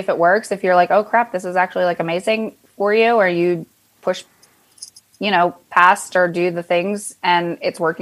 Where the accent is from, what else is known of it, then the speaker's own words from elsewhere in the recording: Pennsylvania, United States; I was actually born and raised in Pennsylvania